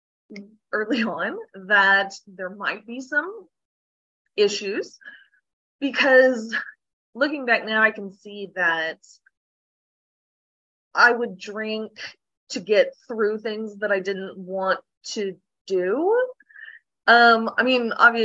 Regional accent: Oklahoma, United States; Born and raised in Oklahoma

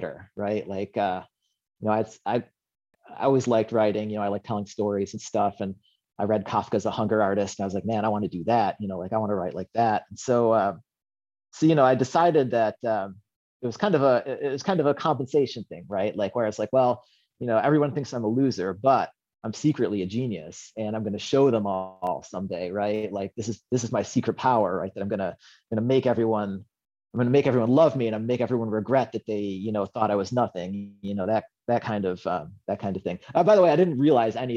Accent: Western New York, United States; now in Seattle, United States; I was born in Western New York, which people hear that and they think, like, oh, New York, like Manhattan, Park Slope and stuff. It's, well, New York's a big state

